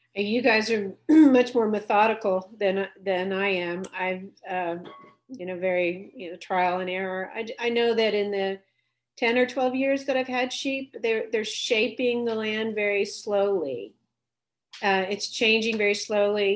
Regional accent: Dallas, Texas, United States; I grew up in Dallas, Texas

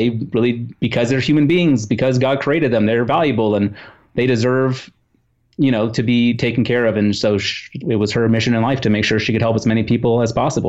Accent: Netherlands; born there; my family's from the Netherlands. I was born in the Netherlands

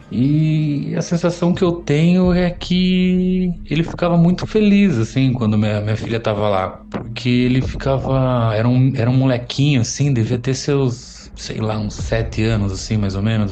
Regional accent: Sorocaba, São Paulo, Brazil; eu sou de Sorocaba

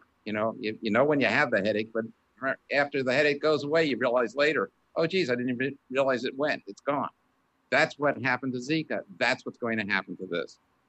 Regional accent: Canada; now in United States; No, I'm a Canadian. Well, my father was Canadian. My mother was American. I'm American in heart. I love this country.

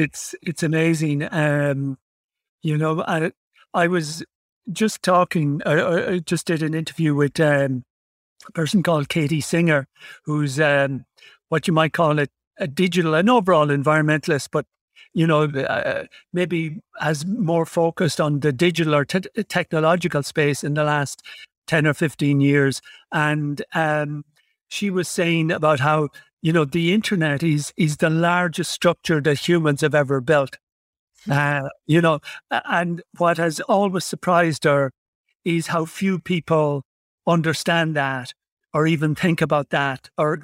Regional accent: Ireland; I come from Ireland, and we always felt, oh, you know, we'll never win the World Cup or never do anything because it's so small

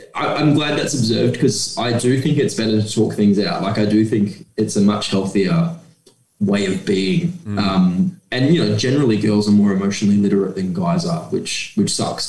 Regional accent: Geraldton, Western Australia, Australia; now in Perth, Australia; my hometown of Geraldton and where I now live in Perth.

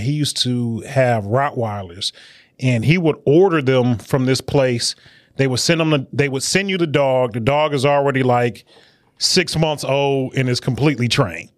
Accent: Detroit, Michigan, United States; I'm from Detroit. You know, I'm a, I'm a, a child on the west side of Detroit

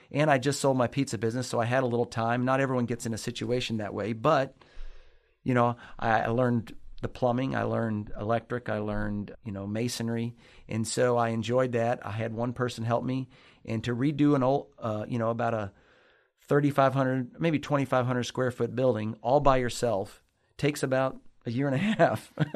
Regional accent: Lexington, Kentucky, United States; I'm from Lexington, Kentucky. Born, uh, raised here on the north side of Lexington.

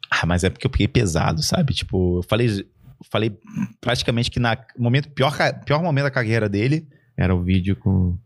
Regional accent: Araguari, Minas Gerais, Brazil; moved away; eu sou de Araguari, Minas Gerais. Eu fui criado com uma família e com uma galera e com uma vizinhança

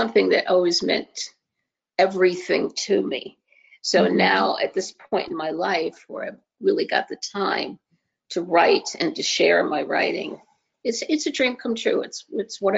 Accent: New Jersey, United States; also born or lived in Manhattan, New York / Long Beach Island, New Jersey; I am originally from New Jersey.

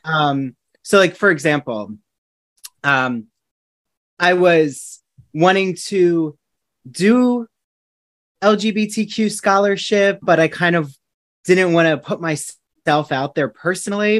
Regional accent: New Jersey, United States; now in Long Island, United States; I'm from New Jersey originally

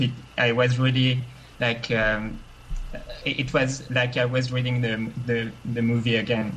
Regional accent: France; English is a second language; Hi, I'm very glad to be on the show because I'm from France, so usually I can never like join your live chat.

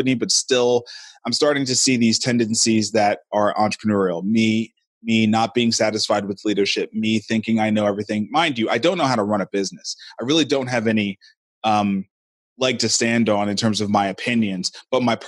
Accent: New York City, New York, United States; moved away as an adult; now in Nashville, United States; I'm hailing out of Nashville, Tennessee. I'm originally from Brooklyn, New York

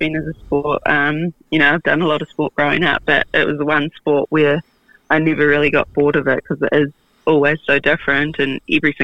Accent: Taranaki, New Zealand; I'm in Taranaki

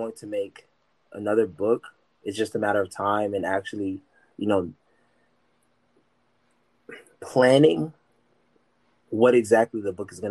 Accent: Columbus, Ohio, United States; also born or lived in Westerville, Ohio / Pataskala, Ohio; I'm born and raised in Columbus, Ohio

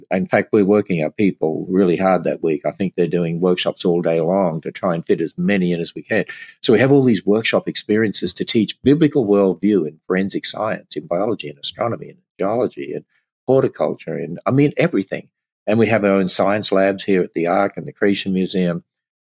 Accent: Australia; I'm Australian

